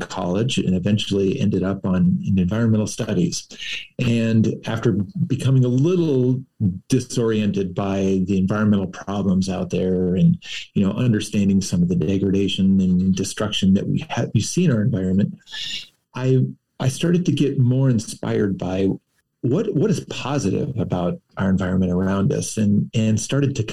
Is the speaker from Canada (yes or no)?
no; Moundridge, Kansas, United States; I grew up in Mound Ridge, only about 6 miles from Heston, where Dick Arboretum is located.